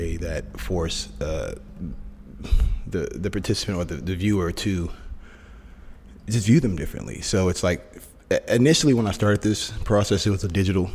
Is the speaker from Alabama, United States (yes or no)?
no; Oakland, California, United States; also born or lived in Sacramento; I'm originally born and raised in Oakland, right across the bay, but I'm a Bay Area kid